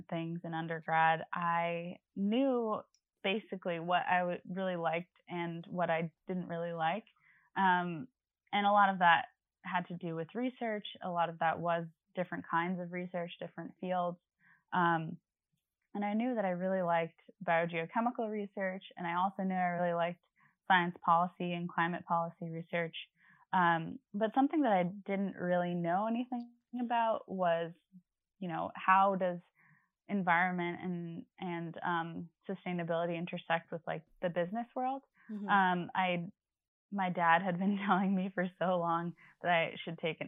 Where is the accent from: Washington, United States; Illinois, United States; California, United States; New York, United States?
New York, United States; Long Island; I'm from Long Island.